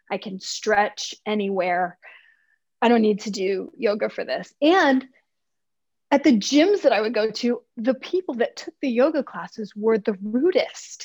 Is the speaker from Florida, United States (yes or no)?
no; Texas, United States; I grew up in Texas in the 70s and 80s.